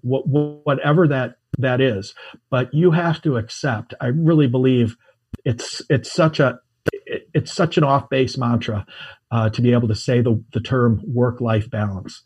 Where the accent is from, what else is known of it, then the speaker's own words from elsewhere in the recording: United States; I'm an American